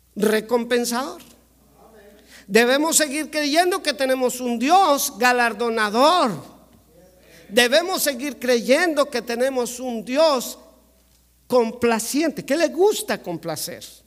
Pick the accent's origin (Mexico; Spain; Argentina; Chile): Mexico; Como mexicano